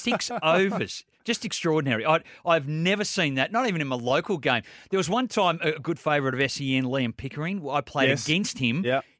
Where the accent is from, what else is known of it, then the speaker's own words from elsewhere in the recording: Australia; We've grown up with it. We're Australian.